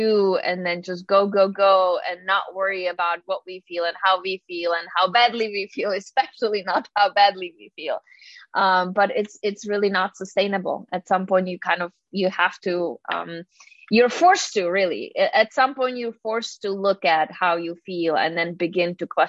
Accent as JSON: {"language": "English", "country": "Czechia", "moved": "yes", "said": "I'm originally from the Czech Republic, so I have a little weird name."}